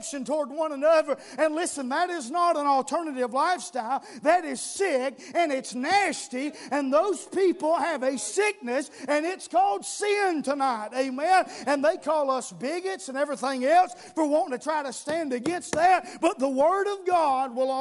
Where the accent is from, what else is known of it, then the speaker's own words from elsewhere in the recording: United States; we're Americans